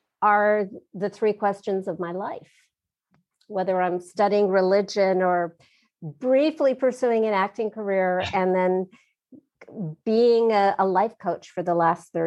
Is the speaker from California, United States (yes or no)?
yes; Southern California, United States; growing up in my family and growing up in Southern California